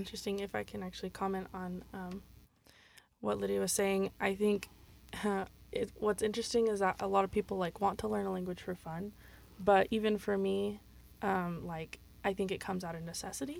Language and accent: English; Utah Valley, United States; first language English; I grew up here and I learned English as my native language